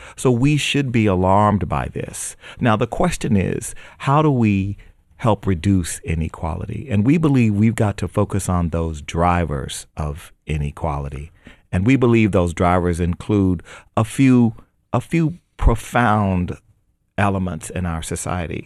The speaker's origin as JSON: {"language": "English", "country": "United States", "tie": "born or raised there", "said": "I was born in America"}